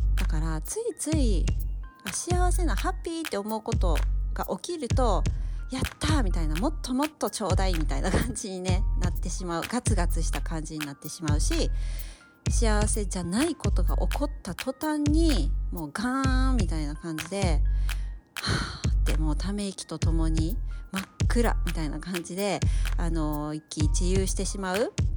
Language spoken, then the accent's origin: Japanese; Osaka, Japan; accent: Kansai; 私大阪出身なんですけども